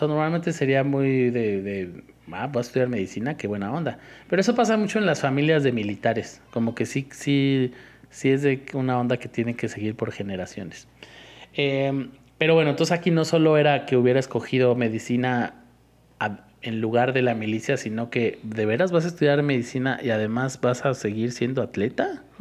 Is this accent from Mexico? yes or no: yes; Iztapalapa, Mexico City, Mexico; porque soy de Iztapalapa